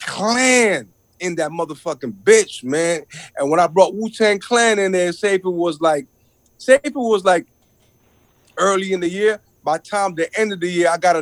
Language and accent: English; New York City, New York, United States; now in Toronto, Canada; I'm a Brooklyn kid